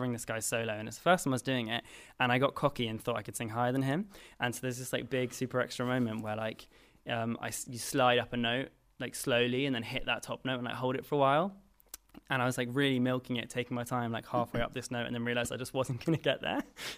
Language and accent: English; London, United Kingdom; I am from London, yeah.